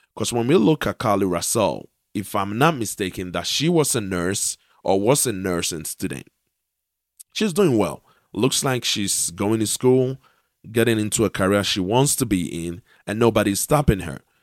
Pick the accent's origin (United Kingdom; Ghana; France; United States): Ghana; I am a Ghanaian